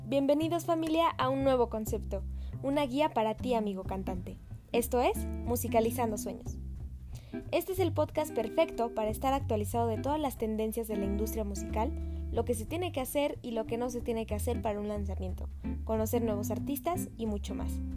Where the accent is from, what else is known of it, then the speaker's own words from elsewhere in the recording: Mexico City, Mexico; soy de la Ciudad de México